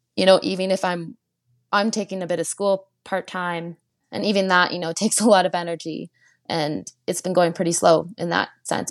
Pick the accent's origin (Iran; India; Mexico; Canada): Canada; Chelsea, Quebec; now in Canmore, Canada; I'm from Chelsea, Quebec.